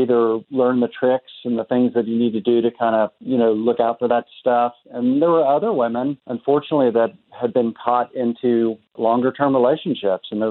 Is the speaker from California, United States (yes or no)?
no; Tulsa, Oklahoma, United States; I'm originally from Tulsa, so I was born and raised here in Tulsa